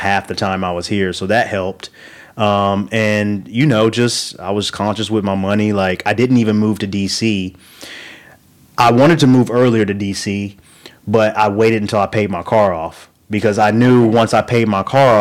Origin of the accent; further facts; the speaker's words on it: rural Oklahoma, United States; growing up in Oklahoma, rural Oklahoma